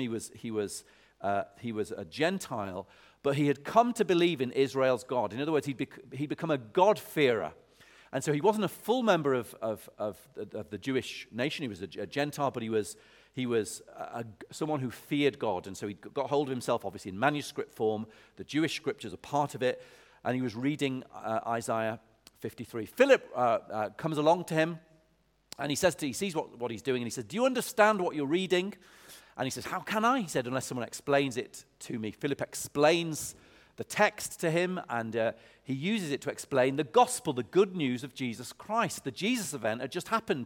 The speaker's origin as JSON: {"language": "English", "town": "Lancaster", "region": "North West England", "country": "United Kingdom", "tie": "born or raised there", "moved": "yes", "lives_now": "Oxford, United Kingdom", "said": "when I was a kid, I grew up, I grew up in Lancaster"}